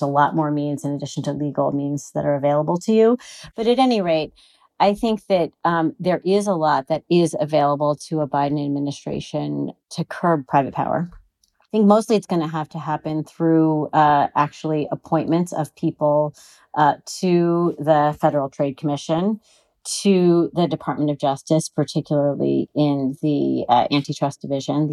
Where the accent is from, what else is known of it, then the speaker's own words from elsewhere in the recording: California, United States; I'm a Californian